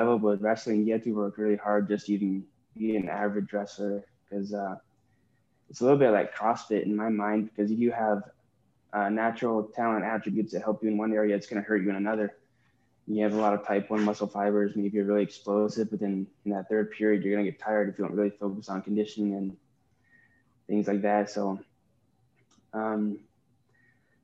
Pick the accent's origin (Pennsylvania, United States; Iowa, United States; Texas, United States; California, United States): Iowa, United States; Southeast; I grew up in Southeast Iowa, and I just work on my family's farm